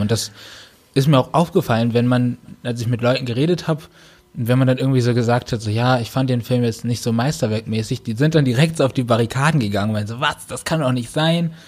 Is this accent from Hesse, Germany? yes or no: no; North Rhine-Westphalia, Germany; moved away as an adult; also born or lived in Baden-Württemberg; now in Cologne, Germany; bin zurück in meine Heimat, äh, gegangen, nach N R